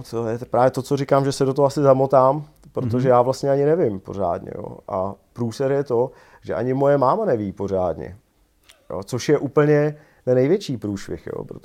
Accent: Prague, Czechia; also born or lived in Nymburk; Takže jsem víceméně Pražák, jo.

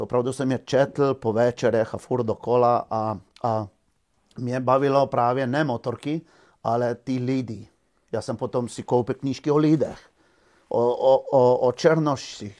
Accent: Žužemberk, Slovenia; moved away; já jsem se narodil ve Slovinsku v malé vesničce Žužemberg

